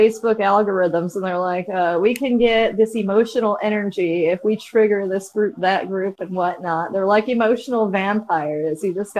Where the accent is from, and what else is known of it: San Diego, California, United States; born or raised there; also born or lived in La Mesa